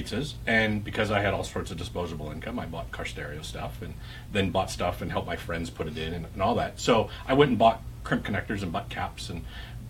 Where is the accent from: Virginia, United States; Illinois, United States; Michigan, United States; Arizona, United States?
Michigan, United States; Mount Clemens; moved away; I was born and raised in Mount Clements.